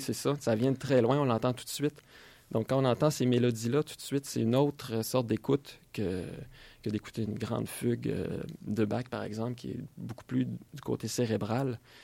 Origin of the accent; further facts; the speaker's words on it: Quebec, Canada; en grandissant au Québec